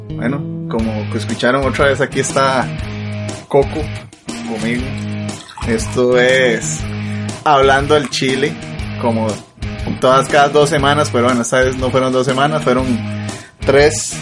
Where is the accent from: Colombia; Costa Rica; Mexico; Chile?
Costa Rica; Soy de Costa Rica, mae